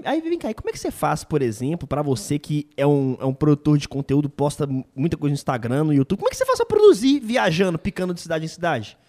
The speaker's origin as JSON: {"language": "Portuguese", "town": "Belo Horizonte", "region": "Minas Gerais", "country": "Brazil", "said": "de Belo Horizonte, minha terra"}